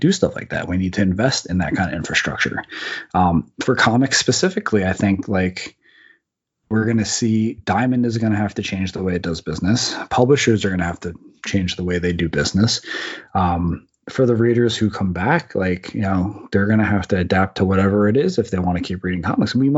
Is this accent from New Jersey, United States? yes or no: yes; New Jersey, United States; I grew up in New Jersey across the bay from the south tip of Manhattan where the World Trade Center